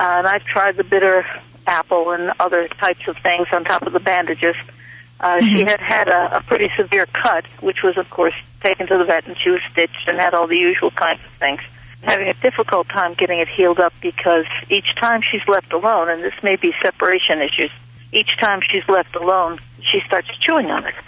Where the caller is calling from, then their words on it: Ferguson Valley, Pennsylvania, United States; I'm calling from Ferguson Valley, which is near Lewistown in Pennsylvania.